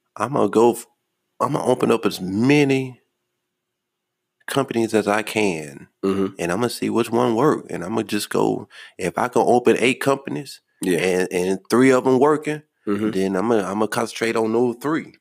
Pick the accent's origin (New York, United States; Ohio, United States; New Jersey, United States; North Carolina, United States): North Carolina, United States; Charlotte; I'm from Charlotte